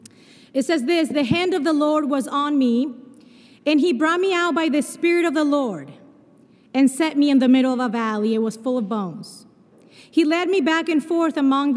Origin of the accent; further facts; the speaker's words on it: Argentina; accent: a mix of Spanish and Portuguese; English is a second language; moved away; also born or lived in Brazil; I was born in Brazil, but I grew up in Argentina. And so my accent is a mix of Spanish and Portuguese